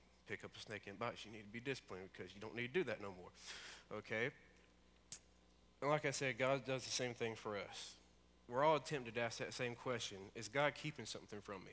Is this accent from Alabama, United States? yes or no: yes; Alabama, United States; I'm from Alabama, as most of you know. And I lived out in the country